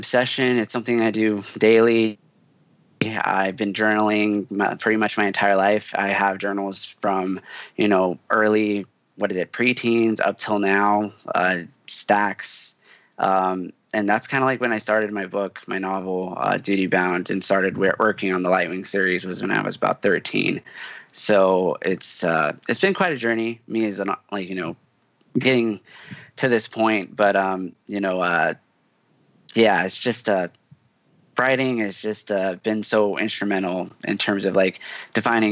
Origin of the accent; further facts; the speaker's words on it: Houston, Texas, United States; moved away; I'm from Houston originally